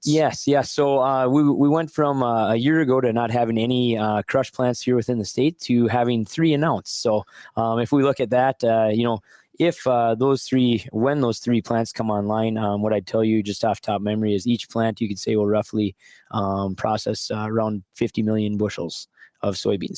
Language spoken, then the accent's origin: English; Wolford, North Dakota, United States; born or raised there